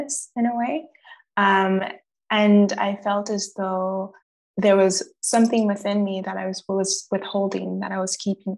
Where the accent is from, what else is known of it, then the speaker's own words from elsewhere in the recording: Gatineau, Quebec, Canada; also born or lived in Montreal; I grew up in Gatineau